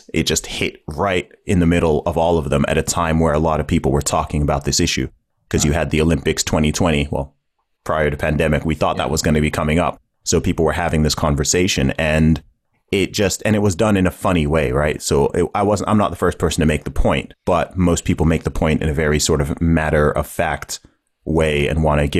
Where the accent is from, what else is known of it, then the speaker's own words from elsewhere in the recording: Saudi Arabia; accent: hybrid; also born or lived in England; I was born in England. I grew up in the Middle East in Saudi Arabia. When I was there, I went to an American school for about 8 years, hence the hybrid accent. My family background is originally from Nigeria.